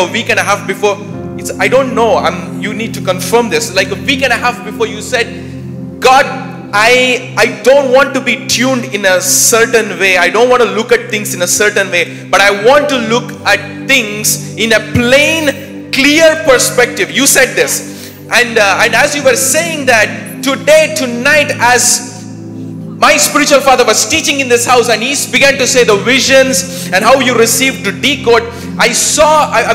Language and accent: English; India; I'm from India